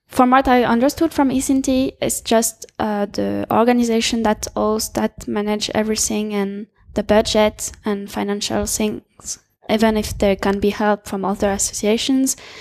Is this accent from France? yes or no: yes; France; I'm from France.